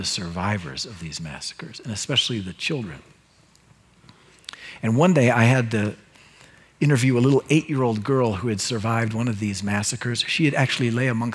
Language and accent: English; United States; as an American Christian